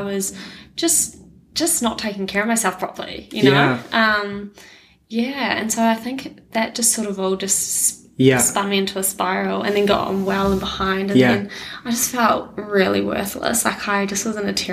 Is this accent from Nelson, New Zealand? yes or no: yes; Nelson, New Zealand; also born or lived in Dunedin, New Zealand; I'm from Nelson